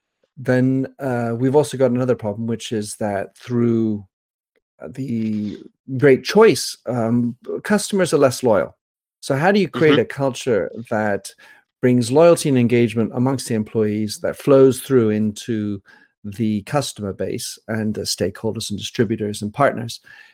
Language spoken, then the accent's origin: English; France; also born or lived in Belgium / England; So I am an American with French nationality. I was born in Belgium, raised in France, educated in England, and thus think of myself as somewhat polynational, polyglossy.